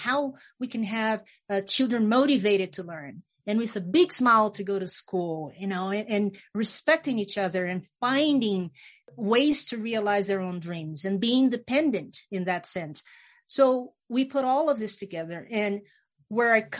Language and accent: English; Brazil; I was born in Brazil, the country Brazil, in the Amazon